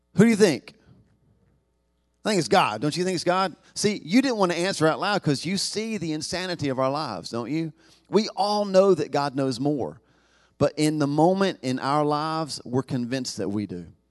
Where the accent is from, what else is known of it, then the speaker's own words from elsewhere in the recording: the Bible Belt, the South, United States; we're from the South, the Bible Belt